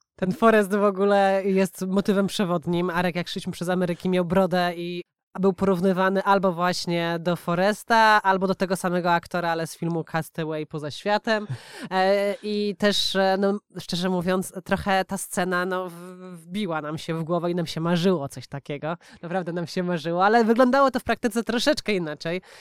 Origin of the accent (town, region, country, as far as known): Poland; moved away as an adult; also born or lived in Warsaw